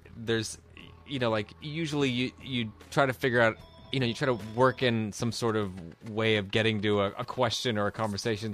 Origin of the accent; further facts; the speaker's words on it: New York, United States; I grew up in New York